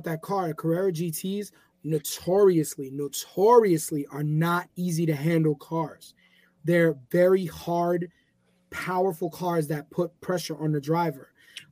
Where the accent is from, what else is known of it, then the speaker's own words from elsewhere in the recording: New York, United States; moved away as an adult; now in Pennsylvania, United States; I'm from New York.